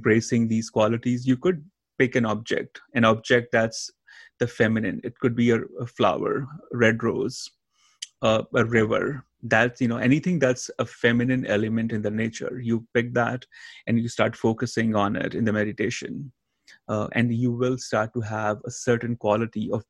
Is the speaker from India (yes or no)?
yes; India; moved away; I grew up in India